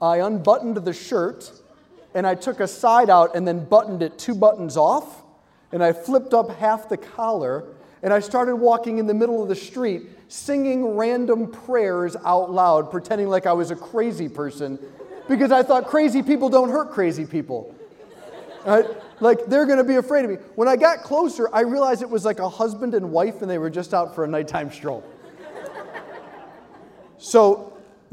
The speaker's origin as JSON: {"language": "English", "town": "Hudson", "region": "Ohio", "country": "United States", "moved": "as an adult", "lives_now": "Washington, D.C., United States", "said": "I'm from Cleveland, Ohio, yes, but just south of Cleveland, I'm in a small town, it's called Hudson."}